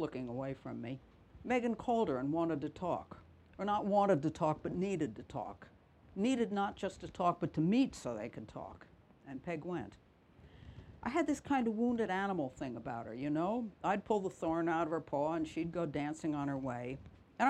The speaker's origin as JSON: {"language": "English", "town": "New York City", "region": "New York", "country": "United States", "also_born_or_lived": "Minnesota", "moved": "yes", "lives_now": "Cornwall, United Kingdom", "said": "I'm originally from New York City."}